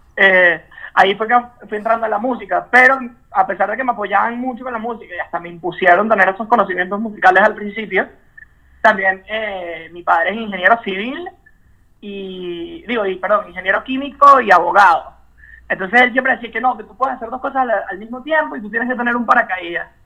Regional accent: Caracas, Capital District, Venezuela; moved away; los caraqueños, porque yo nací en Caracas

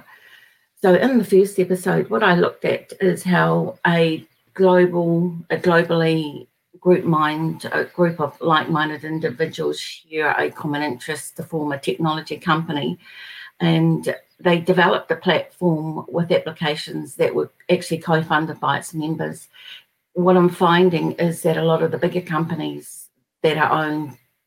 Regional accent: New Zealand; I'm from New Zealand

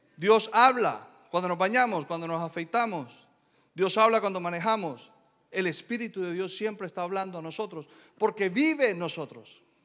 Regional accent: Colombia; Yo soy de Colombia

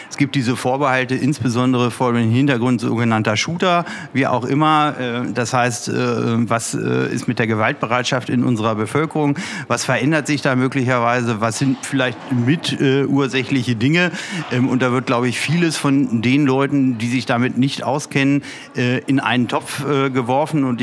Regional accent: Peine, Lower Saxony, Germany; ist auch ein wichtiges Zeichen hier aus meiner Heimatstadt, aus äh, ja. unserer schönen Stadt Peine

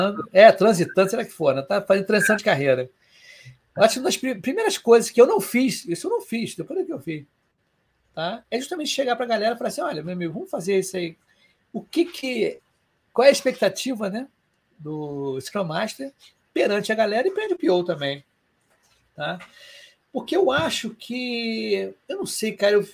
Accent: Rio de Janeiro, Brazil

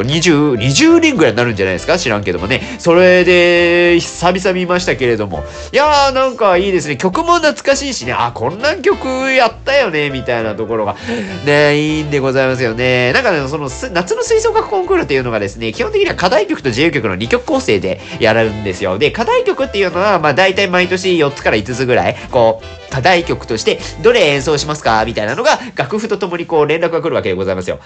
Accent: Nagasaki, Japan; moved away; 長崎県の出身でございますので

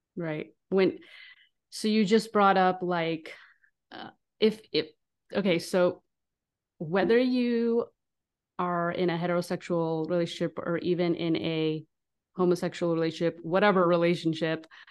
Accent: Israel; now in United States; I'm from Israel now. S, since I'm from the Middle East

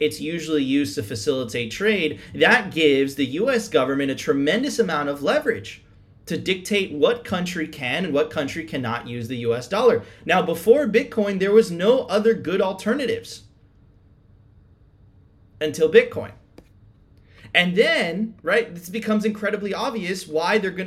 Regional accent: United States; I'm an American

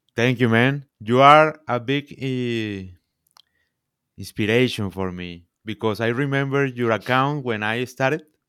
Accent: Santa Marta, Magdalena, Colombia; English is a second language; I am from, from Colombia, I am from Santa Marta

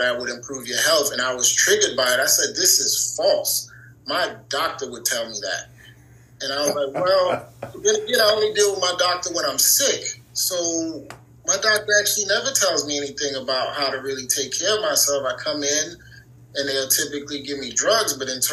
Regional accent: New York City, New York, United States; I'm from New York City, born and raised.

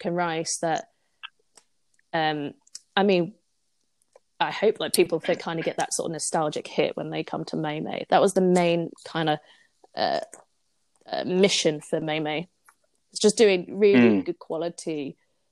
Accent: United Kingdom; also born or lived in Singapore; My dad's British, so I've lived mostly here all my life

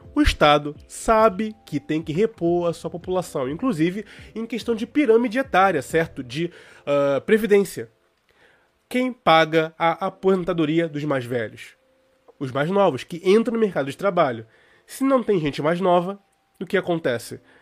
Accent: Brazil; como brasileiros

